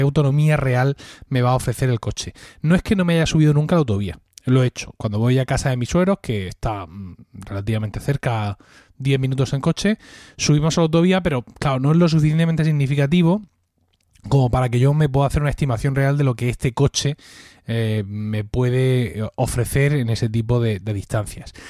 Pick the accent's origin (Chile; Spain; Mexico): Spain; a village 36 km from Murcia, Region of Murcia; Mi pueblo está a 36 kilómetros de, Murcia